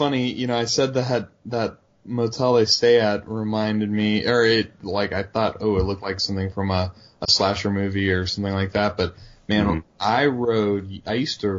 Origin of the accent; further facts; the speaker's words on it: West Virginia, United States; moved away; I grew up in West Virginia